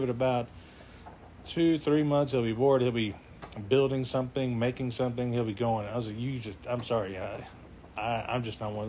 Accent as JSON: {"language": "English", "region": "Texas", "country": "United States", "said": "me being the Texan that I am"}